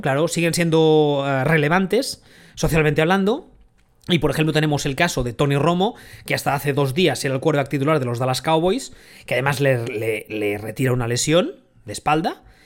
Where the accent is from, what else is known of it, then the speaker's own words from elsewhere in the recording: Barcelona, Catalonia, Spain; los que somos de aquí, de Barcelona y de, Cataluña